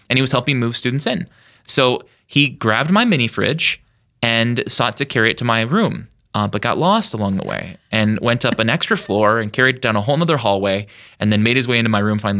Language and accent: English; Yankton, South Dakota, United States; born and raised in Yankton, South Dakota